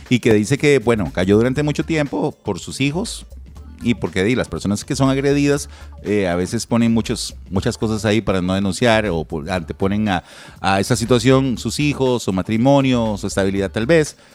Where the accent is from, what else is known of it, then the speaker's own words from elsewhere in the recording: Moravia, San José, Costa Rica; yo soy de Moravia